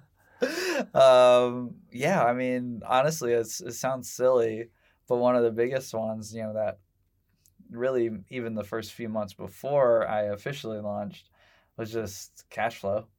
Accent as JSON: {"language": "English", "town": "Indianapolis", "region": "Indiana", "country": "United States", "tie": "born or raised there", "said": "I grew up, uh, for vast majority of my life in, uh, Southport"}